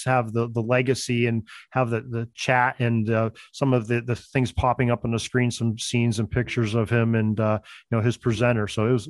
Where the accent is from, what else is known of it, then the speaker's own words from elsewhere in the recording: Western Pennsylvania, United States; I'm from Western Pennsylvania